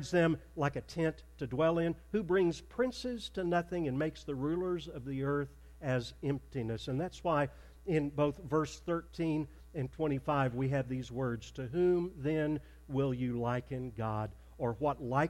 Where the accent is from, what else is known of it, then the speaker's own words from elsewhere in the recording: Arkansas, United States; moved away as an adult; also born or lived in Plano, Texas; I grew up in Arkansas.